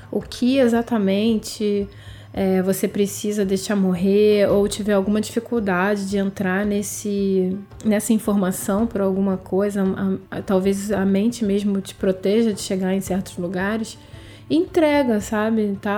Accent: Brazil; a minha relação como brasileira com o meu país, com a minha cultura

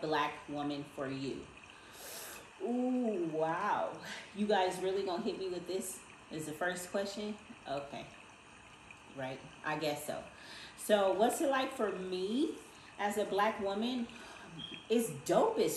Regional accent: Inglewood, California, United States; I'm from Inglewood, California, okay? Grew up in Inglewood on 104th and Darby

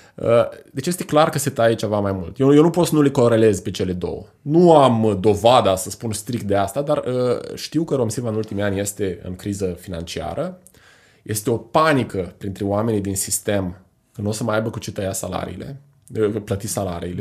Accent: Iași, Iași County, Romania; suntem noi legați sufletește, ca moldoveni, ca ieșeni

